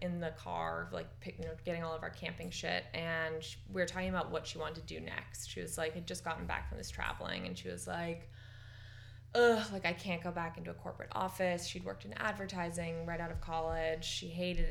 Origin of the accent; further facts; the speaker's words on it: San Francisco, California, United States; also born or lived in Marin County, California; We grew up in San Francisco together, and we played soccer together in the Golden Gate Park Youth Recreational Soccer League